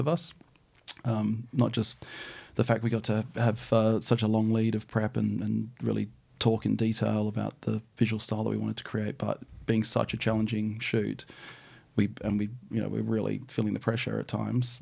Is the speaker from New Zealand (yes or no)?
yes; New Zealand; now in Australia; I'm a Kiwi-born boy